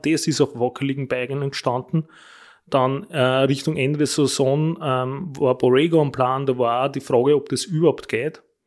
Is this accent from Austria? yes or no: yes; Wolkersdorf, Lower Austria, Austria; bei uns in Wolkersdorf